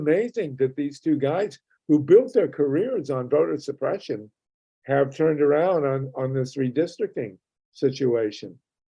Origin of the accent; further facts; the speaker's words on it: Ohio, United States; when I grew up in Ohio, it was a somewhat liberal state.